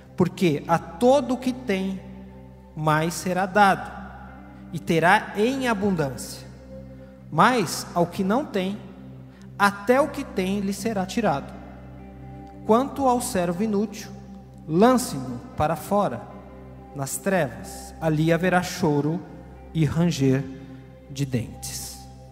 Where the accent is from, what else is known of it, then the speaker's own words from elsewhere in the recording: Brazil; todos somos brasileiros